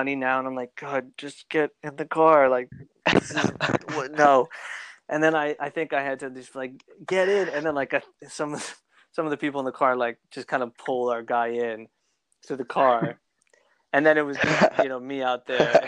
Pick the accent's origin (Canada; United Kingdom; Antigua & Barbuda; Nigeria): Canada; accent: Canadian; also born or lived in Los Angeles; my Canadian accent